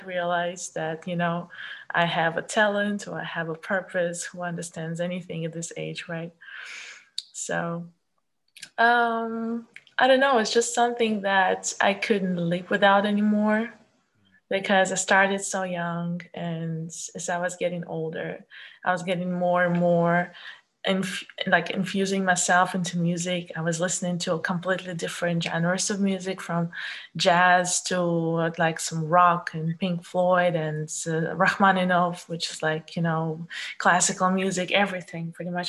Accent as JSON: {"language": "English", "town": "Kaliningrad", "region": "Kaliningrad Oblast", "country": "Russia", "tie": "born or raised there", "second_language": "English", "moved": "as an adult", "lives_now": "Poland", "said": "I was born in Russia, but it's not the big Russia. I was born in Kaliningrad."}